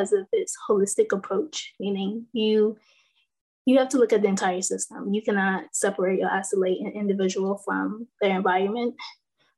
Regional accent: North Carolina, United States; I'm from North Carolina

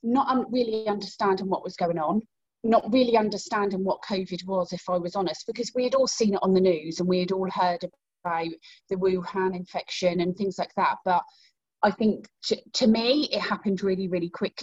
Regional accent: Great Yarmouth, East of England, United Kingdom; in my hometown of Great Yarmouth

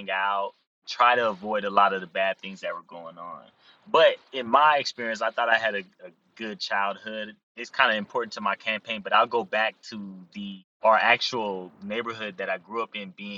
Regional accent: San Diego, California, United States; I grew up here in San Diego.

